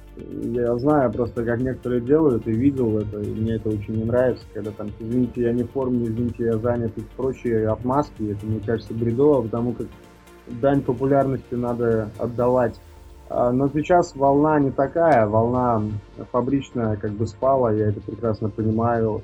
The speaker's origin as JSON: {"language": "Russian", "town": "Jūrmala", "country": "Latvia", "tie": "born or raised there", "moved": "as an adult", "lives_now": "Moscow, Russia", "said": "у меня на родине, в Латвии"}